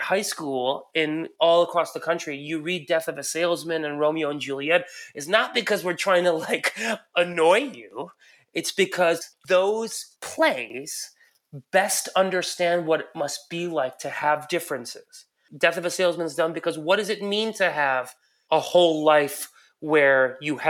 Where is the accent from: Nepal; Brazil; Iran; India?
Iran; moved away; I'm an immigrant. I was born in Iran